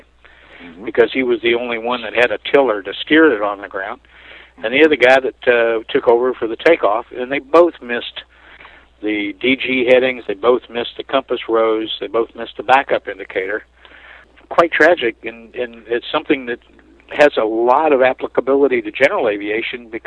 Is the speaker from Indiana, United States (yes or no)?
yes; southern Indiana, United States; moved away; I was visiting my home town in southern Indiana, only about 45 miles from Lexington